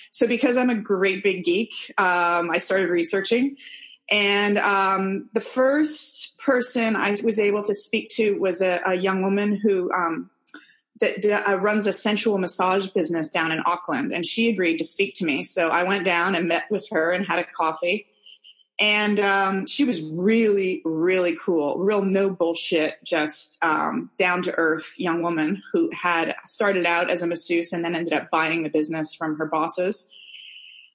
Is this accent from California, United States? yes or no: yes; San Francisco, California, United States; moved away as an adult; now in New Zealand; I'm American. I'm from San Francisco, and I moved to New Zealand about 11 years ago